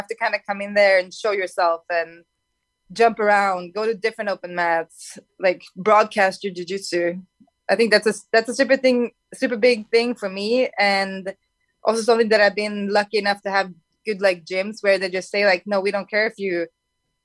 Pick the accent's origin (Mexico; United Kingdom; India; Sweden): Sweden; moved away as an adult; now in California, United States; my home country